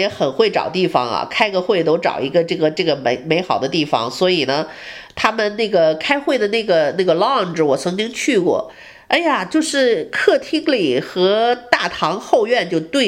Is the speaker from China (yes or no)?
yes; northern China, China; 我小时候是北方长大的人，经常北京也下雪啊，那个东北也下雪，我对雪是非常熟悉。